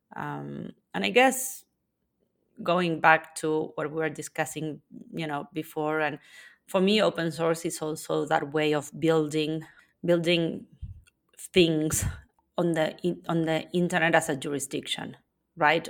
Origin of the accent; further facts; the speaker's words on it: Argentina; now in Spain; I was born in Argentina and currently live in Spain.